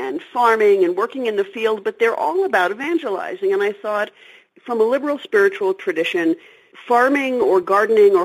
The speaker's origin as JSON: {"language": "English", "town": "New York City", "region": "New York", "country": "United States", "tie": "born or raised there", "said": "I grew up in New York City and I'm totally an urban girl"}